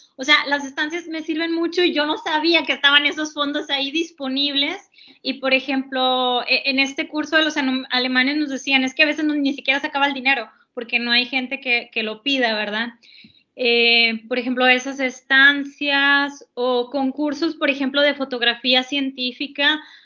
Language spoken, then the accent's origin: Spanish; Mexico; como nosotras mexicanas